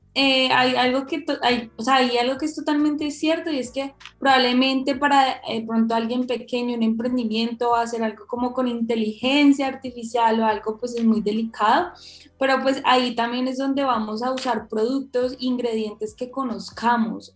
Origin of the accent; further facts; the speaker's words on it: Cali, Valle del Cauca, Colombia; yo soy caleña, súper citadina